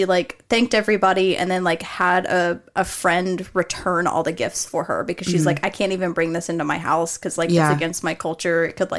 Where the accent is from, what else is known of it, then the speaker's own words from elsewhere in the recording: Arizona, United States; so I grew up in Arizona as well as here, and, like, the skinwalker lore out there is treated a little bit differently than it is here.